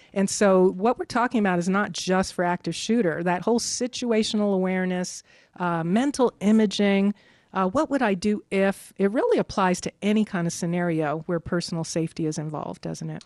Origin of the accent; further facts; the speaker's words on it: New York, United States; also born or lived in the South (US); now in Denver, United States; I grew up in New York